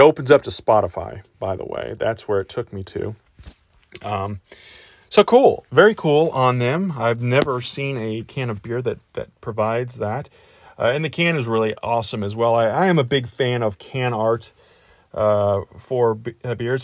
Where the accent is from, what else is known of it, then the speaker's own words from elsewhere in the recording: St. Louis, Missouri, United States; Saint Louis, which was, or is, uh, where I grew up, my hometown